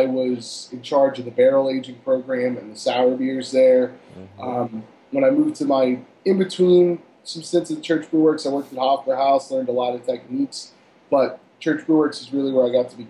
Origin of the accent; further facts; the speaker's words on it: Cherry Hill, New Jersey, United States; moved away as an adult; also born or lived in Pittsburgh, Pennsylvania / Royersford, Pennsylvania; I grew up in Cherry Hill, New Jersey